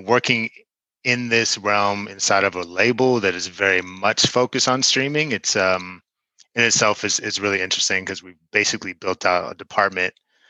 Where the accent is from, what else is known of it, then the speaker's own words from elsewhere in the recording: Oakland, California, United States; No, I'm from Oakland.